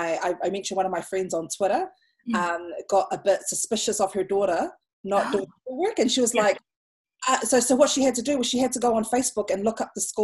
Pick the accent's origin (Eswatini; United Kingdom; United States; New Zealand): New Zealand; Auckland; also born or lived in Samoa (ancestry); I'm an Otara girl myself